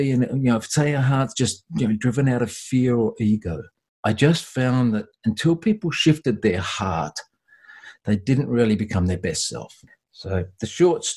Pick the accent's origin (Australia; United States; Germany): Australia; I'm an Aussie